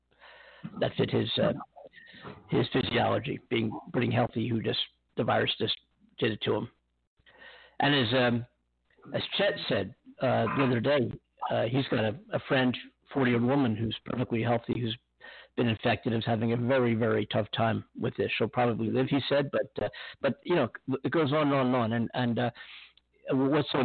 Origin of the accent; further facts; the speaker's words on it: Pennsylvania, United States; now in California, United States; Pennsylvania, my hometown, my home state